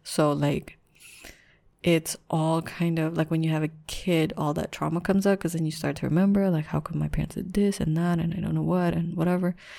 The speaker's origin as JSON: {"language": "English", "country": "Philippines", "said": "I'm Filipino"}